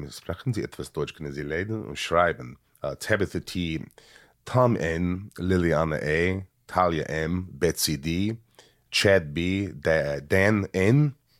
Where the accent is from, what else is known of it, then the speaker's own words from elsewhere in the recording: Sweden; I don't do it Swedish. I'm from Sweden.